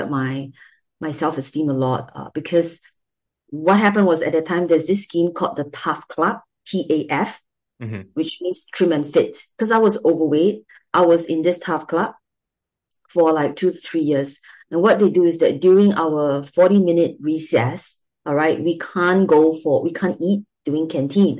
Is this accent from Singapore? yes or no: yes; Singapore; my experience growing up in Singapore.